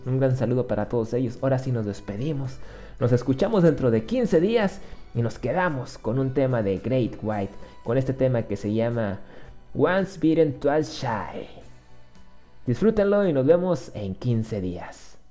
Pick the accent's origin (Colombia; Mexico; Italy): Mexico; soy de México